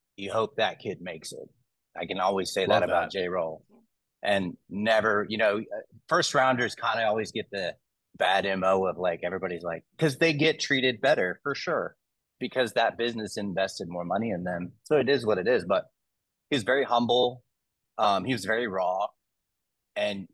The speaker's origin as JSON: {"language": "English", "region": "Texas", "country": "United States", "said": "I'm from Texas"}